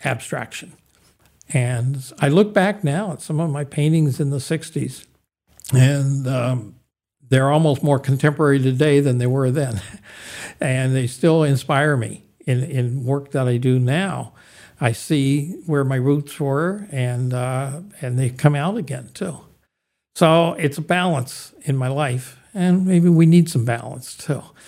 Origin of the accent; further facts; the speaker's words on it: Youngstown, Ohio, United States; the Butler Art Museum in Youngstown, Ohio, which was my hometown